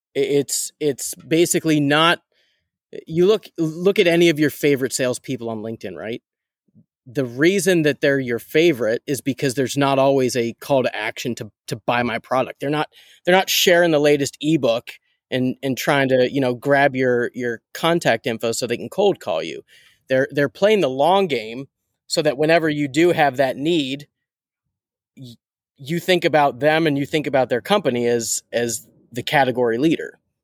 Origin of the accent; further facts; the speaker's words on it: Pittsburgh, Pennsylvania, United States; I'm a from Pittsburgh diehard Steelers fan